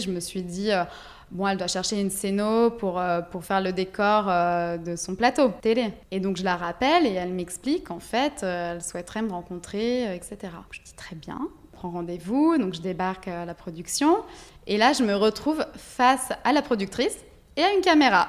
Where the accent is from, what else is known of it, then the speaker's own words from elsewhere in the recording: Ligurian coast, Italy; moved away; also born or lived in Dijon, France; j'ai grandi en Italie, euh, sur la côte euh, Ligure